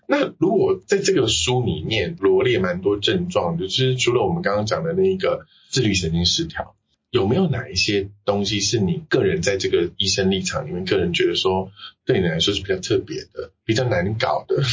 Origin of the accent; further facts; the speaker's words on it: Taiwan; 我们台湾人